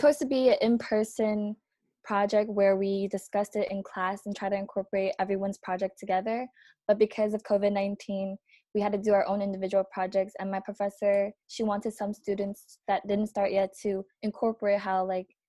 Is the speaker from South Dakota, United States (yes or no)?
no; New York, United States; we grew up in New York, and it's like I grew up where I was always surrounded by a bunch of different race